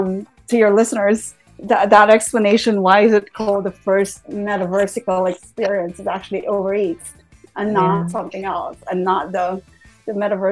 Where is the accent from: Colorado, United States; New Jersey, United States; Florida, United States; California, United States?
California, United States; San Francisco; I'm from San Francisco, but if I'm in Bangkok